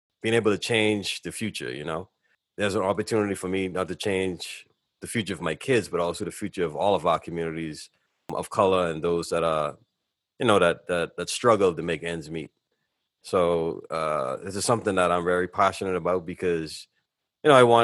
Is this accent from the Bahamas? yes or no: yes; Bahamas; I was born and raised in the Bahamas.